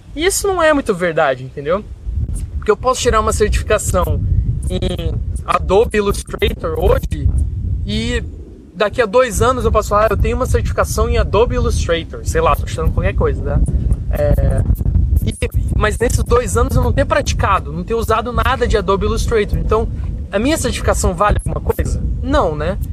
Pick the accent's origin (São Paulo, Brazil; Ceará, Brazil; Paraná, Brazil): Paraná, Brazil; Curitiba; moved away; also born or lived in Rio de Janeiro; eu sou de Curitiba, o que eu aprendi me mudando de Curitiba para o Rio foi gigantesco.